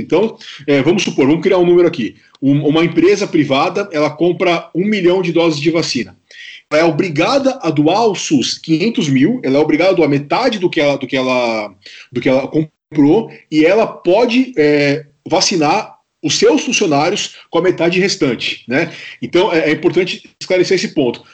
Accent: Brazil; nós, nós como brasileiros

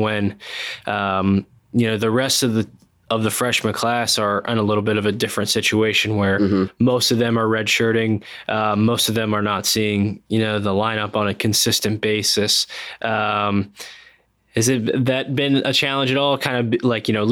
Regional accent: Pennsylvania, United States; moved away as an adult; now in North Carolina, United States; growing up in Pennsylvania, I went to Bison Legend Club

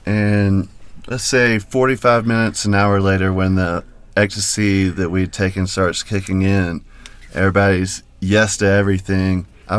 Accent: North Carolina, United States; now in Denver, United States; North Carolina.

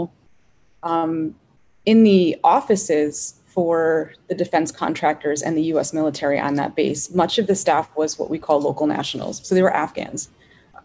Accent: United States; as an American woman

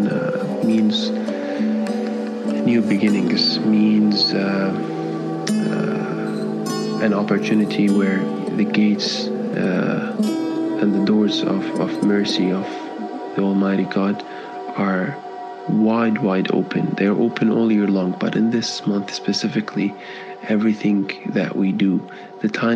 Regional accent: Kuwait; moved away as an adult; now in Canada; I am born and raised in Kuwait, but I moved to Canada when I was just about 18 years old

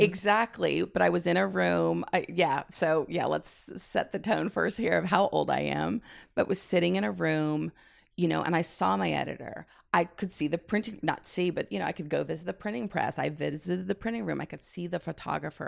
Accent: Midwest, United States; also born or lived in San Francisco, California; I grew up in the Midwest

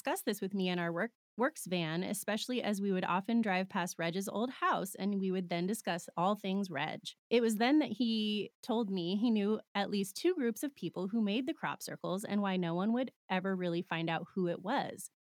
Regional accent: South East England, United Kingdom; I come from Old Hampshire in the UK and used to work and travel extensively in that county for many years. My depot was in Andover

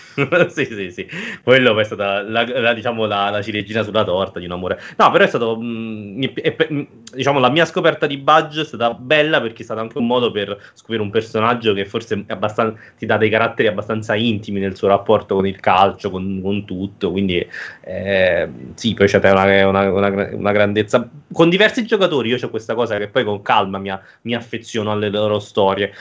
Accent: Naples, Campania, Italy; sono un napoletano

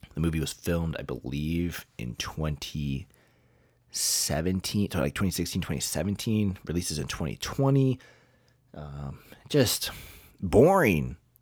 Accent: Kentucky, United States; I'm from Kentucky

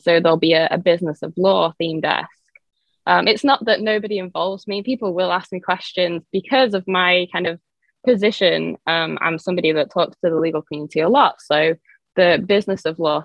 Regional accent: England, United Kingdom; moved away as an adult; now in South Florida, United States; I am originally from England, by the way, so that's why I have this accent, but I've been based in South Florida for about 11 years now

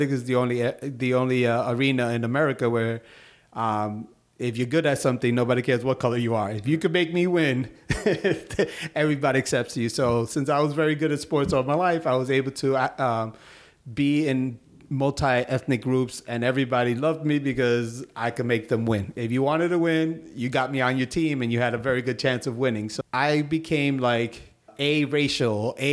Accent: New York City, New York, United States; I grew up in Sunset Park, which I'm still here

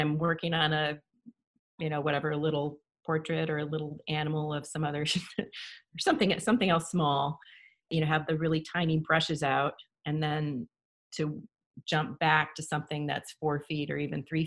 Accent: Grinnell, Iowa, United States; I was born in Grinnell, Iowa.

